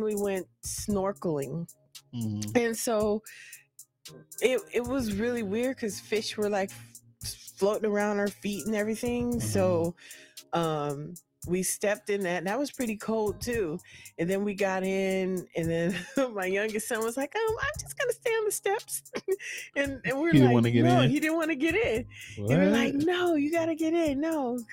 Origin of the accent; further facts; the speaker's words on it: California, United States; I'm from Cali